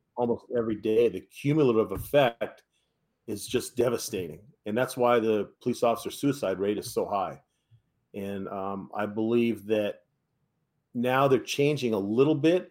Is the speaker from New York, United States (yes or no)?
no; San Francisco Bay Area, California, United States; I'm from the San Francisco Bay Area